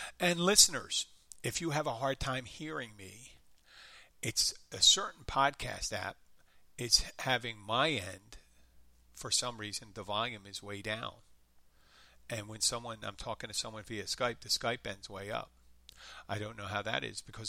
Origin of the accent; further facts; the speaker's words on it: Philadelphia, Pennsylvania, United States; accent: light Philadelphia; that's a real Philadelphia accent. That's me.